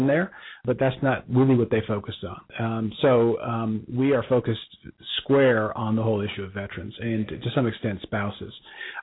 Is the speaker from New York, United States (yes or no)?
yes; Bronxville, New York, United States; also born or lived in Cincinnati; now in Dallas, United States; We're both from the same hometown, just north of New York City